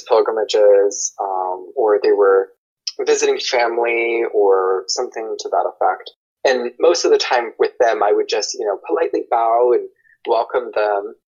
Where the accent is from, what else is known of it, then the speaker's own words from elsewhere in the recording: United States; I'm white I'm American I grew up Christian